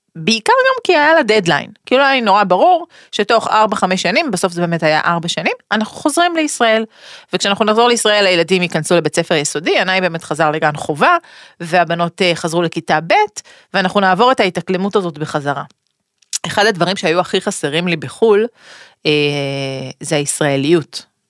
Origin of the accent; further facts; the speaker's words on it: Israel; moved away as an adult; גדלתי בתוכה, מן הסתם מגיל אפס